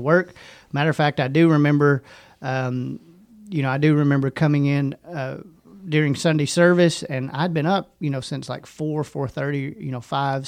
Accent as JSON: {"language": "English", "town": "Hot Springs", "region": "Arkansas", "country": "United States", "tie": "born or raised there", "also_born_or_lived": "Benton, Arkansas", "said": "I grew up in Hot Springs, and I went to Lake Hamilton High School all the way up until my senior year, and then I moved to Benton and graduated from Benton High School"}